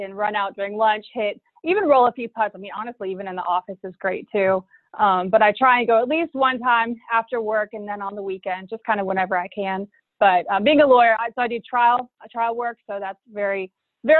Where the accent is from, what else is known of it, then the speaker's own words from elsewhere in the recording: Charlotte, North Carolina, United States; I'm originally from Charlotte, North Carolina, and I was fortunate enough to grow up on a golf course.